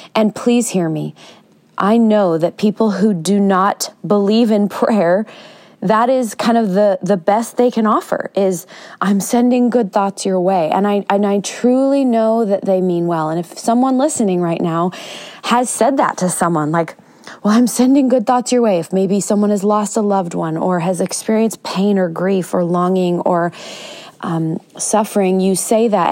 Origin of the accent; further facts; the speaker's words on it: United States; As an American